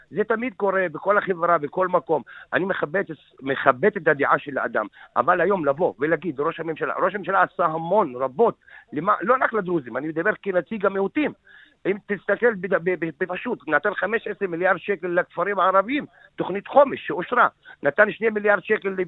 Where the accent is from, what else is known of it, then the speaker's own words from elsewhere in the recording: Yarka, Northern District, Israel; born there; אני נולדתי בירכא בשנת 60, נולדתי למשפחה אה, ציונית דרוזית בירכא, שתמכה ותומכת בליכוד.